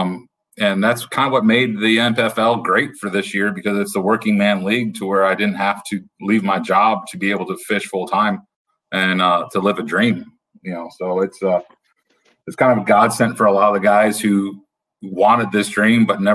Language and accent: English; Maumee, Ohio, United States; I'm from Maumee, Ohio.